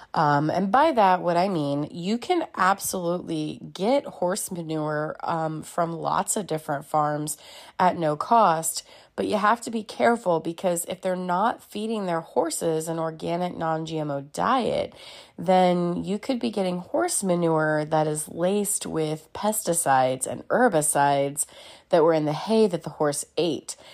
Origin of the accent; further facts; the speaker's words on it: Celina, Ohio, United States; now in Dayton, United States; my hometown of Salina, Ohio